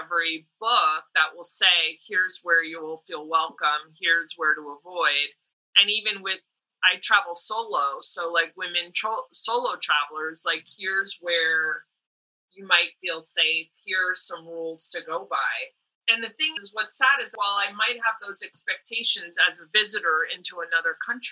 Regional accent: East Coast, United States; now in California, United States; when I was growing up on the East Coast, I identified as Italian American

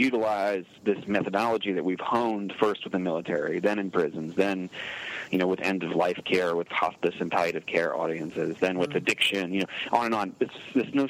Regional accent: Newport News, Virginia, United States; I grew up in Newport News, Virginia, which is a military town

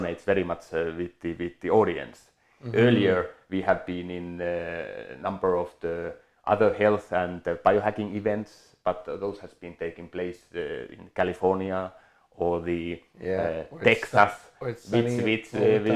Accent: Finland; moved away as an adult; now in Switzerland; my background is I come from Finland. I grew up there, was born there.

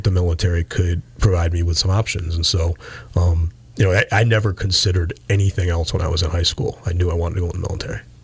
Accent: Pittsfield, United States; I grew up in Cadwell Road on the west uh, west end of Pittsfield

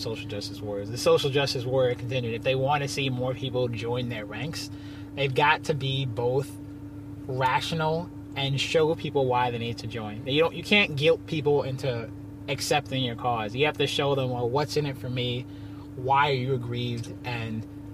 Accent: Long Island, New York, United States; also born or lived in Queens, New York / Rhode Island; I grew up in different parts of Long Island, Uniondale, some in Freeport

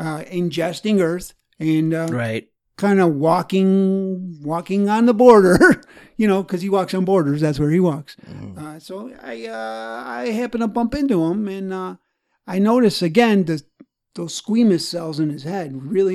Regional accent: Arkansas, United States; I'm from Arkansas.

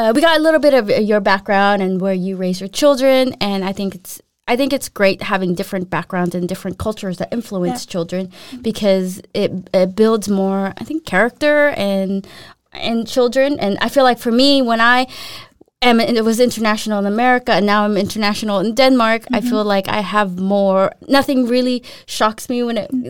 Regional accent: Philippines; And then now I came from Philippines to US, I'm like, peanut butter and jelly sandwich, cereal, what is all this stuff?

